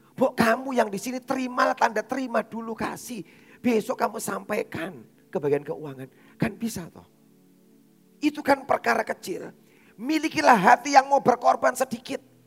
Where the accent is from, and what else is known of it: Surabaya, East Java, Indonesia; born or raised there